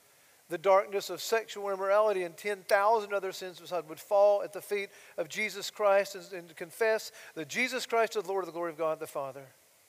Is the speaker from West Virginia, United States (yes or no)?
no; Georgia, United States; my home state, Georgia